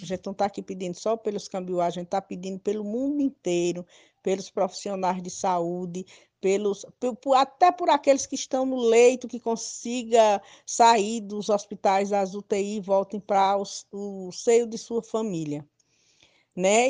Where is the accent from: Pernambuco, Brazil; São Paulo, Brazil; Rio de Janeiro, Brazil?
Pernambuco, Brazil; Nazário village, near Ibimirim; próximo da minha aldeia, que é a Nazário, a primeira aldeia, que um saída para Ibimirim